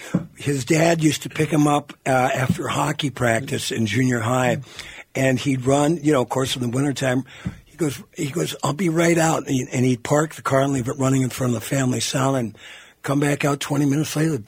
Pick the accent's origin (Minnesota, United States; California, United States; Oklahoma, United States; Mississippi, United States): Minnesota, United States; Virginia; I was born in Virginia, Minnesota, 22 miles east of Hibbing, barely graduated in 1974.